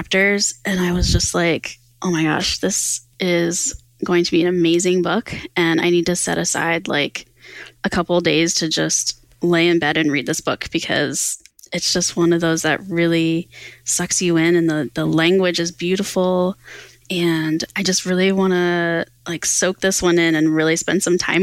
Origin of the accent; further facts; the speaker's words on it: Pennsylvania, United States; Pennsylvania, which is my home state